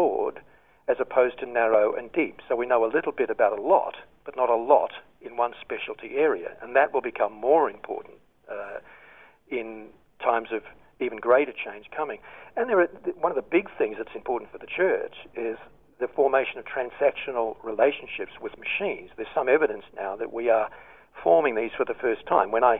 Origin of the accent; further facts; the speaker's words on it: Australia; moved away as an adult; I'm an expat at the moment, but I'm certainly an Australian at heart